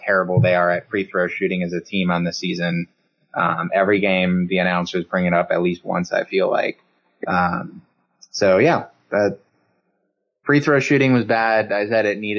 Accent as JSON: {"language": "English", "region": "Northern Michigan", "country": "United States", "said": "I'm from Northern Michigan"}